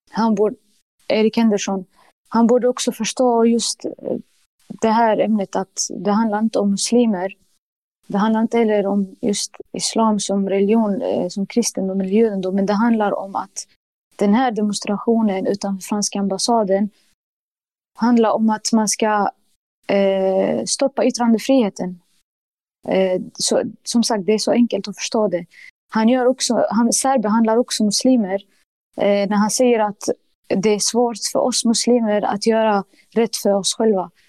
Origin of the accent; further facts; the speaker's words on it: Sweden; jag tänker att det allra viktigaste för mig är liksom eh, som svensk och muslim, det är liksom mitt inre säger att det viktigaste för dig är din tro.